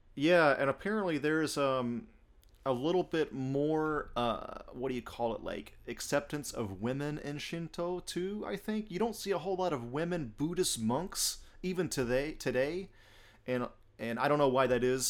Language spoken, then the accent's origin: English; United States; moved away as an adult; also born or lived in Japan; I'm from Alabama and Georgia